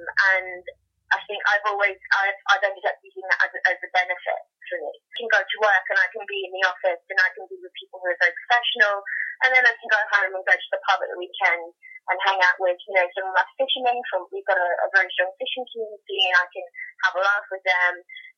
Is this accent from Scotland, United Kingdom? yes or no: no; Hastings, South East England, United Kingdom; I'm from Hastings in the UK.